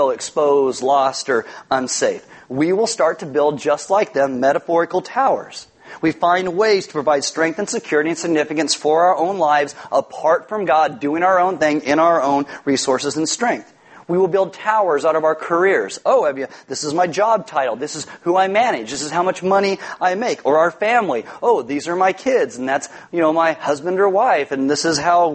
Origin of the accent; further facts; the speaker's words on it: California, United States; I'm from California